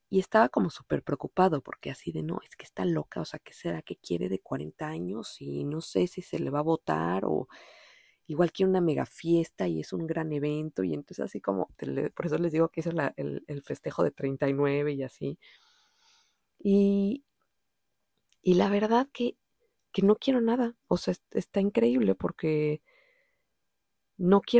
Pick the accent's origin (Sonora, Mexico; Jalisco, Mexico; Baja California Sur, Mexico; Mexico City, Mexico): Mexico City, Mexico; accent: DF; Pues, o sea, es evidente, yo soy mexicana, sí.